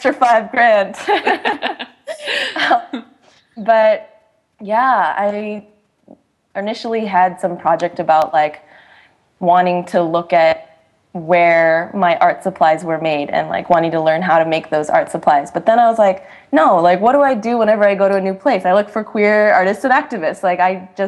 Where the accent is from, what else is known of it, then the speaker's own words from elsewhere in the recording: Boston, Massachusetts, United States; I was born and raised in the Boston area